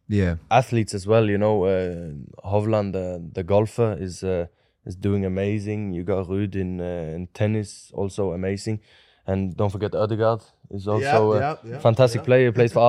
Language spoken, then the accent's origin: English; Norway; For me, my hometown is also beautiful in its own way, you know, with the farms and everything around.